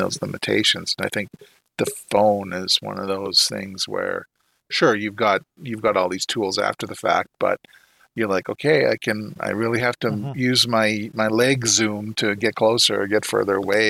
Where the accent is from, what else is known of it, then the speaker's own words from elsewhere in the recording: Canada; being a Canadian